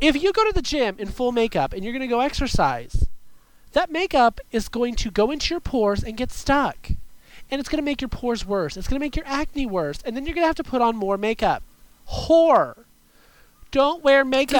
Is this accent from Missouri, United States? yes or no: no; California, United States; I am from California